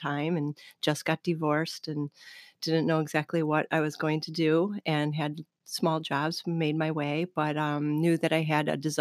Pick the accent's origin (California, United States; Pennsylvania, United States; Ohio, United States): Pennsylvania, United States; Hamburg; I'm originally from Hamburg